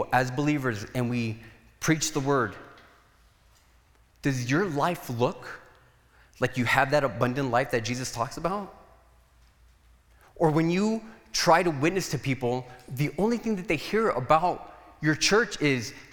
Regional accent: Nogales, Arizona, United States; I was from Nogales

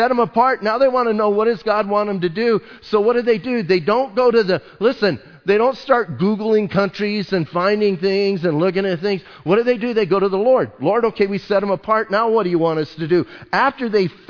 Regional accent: Bisbee, Arizona, United States; I'm from Bisbee.

